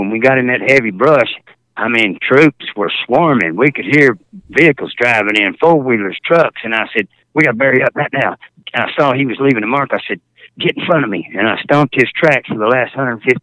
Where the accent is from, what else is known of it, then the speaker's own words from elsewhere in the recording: Fort Worth, Texas, United States; I was from Fort Worth, Texas